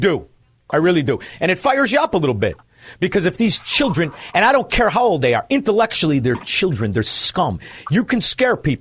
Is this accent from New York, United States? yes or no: no; Melrose Park, Illinois, United States; moved away; I'm from Melrose Park.